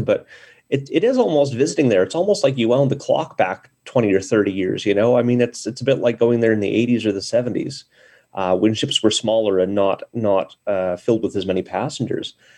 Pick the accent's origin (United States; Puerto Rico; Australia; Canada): Canada; I'm Canadian